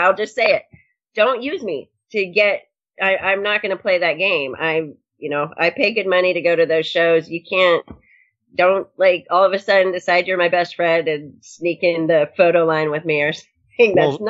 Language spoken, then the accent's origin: English; Olympia, Washington, United States; at the Olympia show, there was a guy that we had been talking back and forth, and we were going to meet for the first time. And that's my hometown.